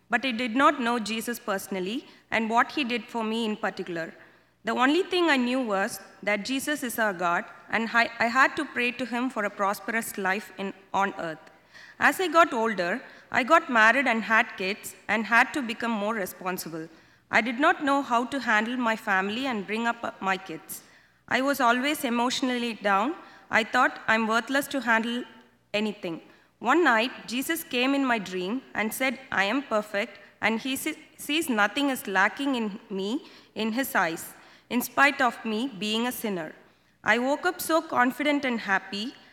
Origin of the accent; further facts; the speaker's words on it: India; moved away; Uh, I was born in India and brought up in a Christian family.